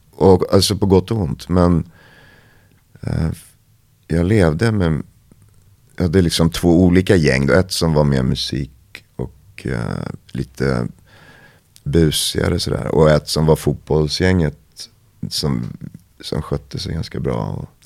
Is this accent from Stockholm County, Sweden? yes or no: yes; Vallentuna, Stockholm County, Sweden; born or raised there; moved away as an adult; also born or lived in Paris, France